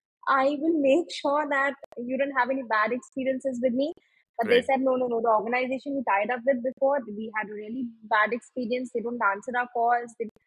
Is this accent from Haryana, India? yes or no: yes; Yamunanagar, Haryana, India; So I come from Yamunanagar.